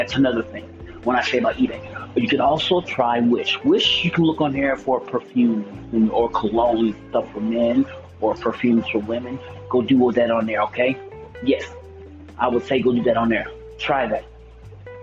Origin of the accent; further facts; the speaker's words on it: Missouri, United States; I'm from Missouri, one of the greatest states in the Union